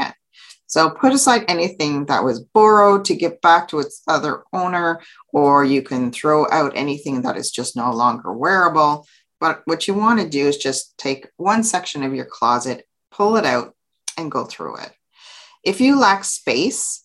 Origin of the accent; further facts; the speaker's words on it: Canada; So I'm from Canada. So for those of you who don't know, I live in Ottawa, Ontario, Canada